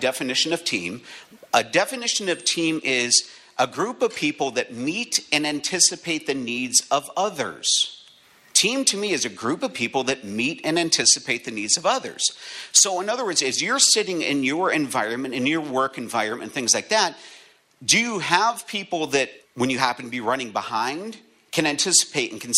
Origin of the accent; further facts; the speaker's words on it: Erie, Pennsylvania, United States; moved away as an adult; now in Connecticut, United States; I'm from Erie, Pennsylvania. I just moved to Connecticut